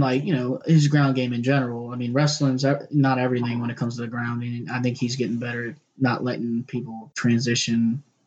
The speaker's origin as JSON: {"language": "English", "town": "Baltimore", "region": "Maryland", "country": "United States", "said": "we're from Baltimore, both of us"}